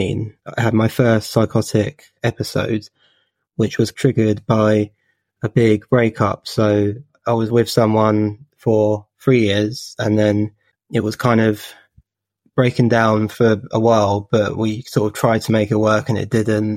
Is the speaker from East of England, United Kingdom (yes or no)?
yes; Watford, East of England, United Kingdom; I'm from Watford in Hertfordshire.